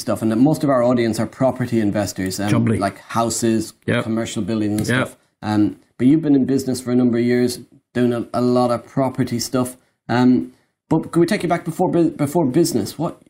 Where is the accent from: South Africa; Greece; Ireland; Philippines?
Ireland; accent: Irish English; moved away as an adult; now in United Kingdom; So I'm Irish, moved to the UK.